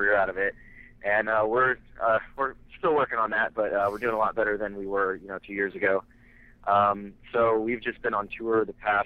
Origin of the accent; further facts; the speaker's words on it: Central Illinois, United States; We're all from Central Illinois, which is not as close to Chicago as everybody thinks